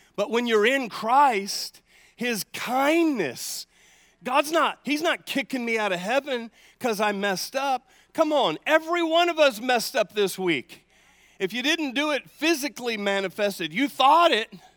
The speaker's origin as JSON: {"language": "English", "country": "United States", "said": "I'm an American"}